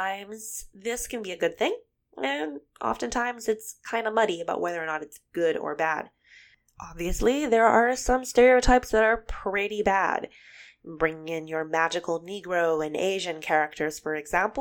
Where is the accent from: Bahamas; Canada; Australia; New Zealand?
Bahamas; moved away; I'm originally from the Bahamas, so my country's indigenous spirituality